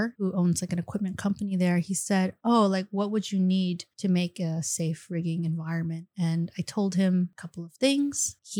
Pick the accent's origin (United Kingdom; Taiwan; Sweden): Taiwan; accent: Taiwan accent; also born or lived in Beijing; In my Taiwan accent. Oh, 不好意思.